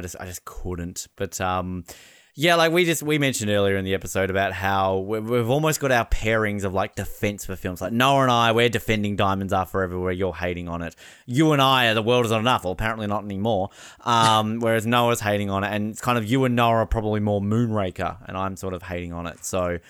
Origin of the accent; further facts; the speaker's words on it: Miami, Florida, United States; I'm from Miami.